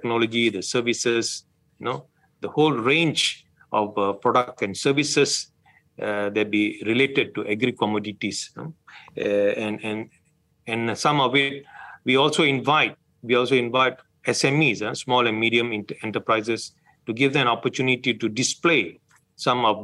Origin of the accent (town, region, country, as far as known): Malaysia